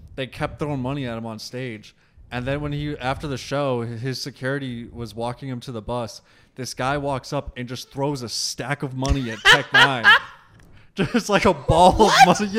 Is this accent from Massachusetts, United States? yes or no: yes; Massachusetts, United States; We're all from Massachusetts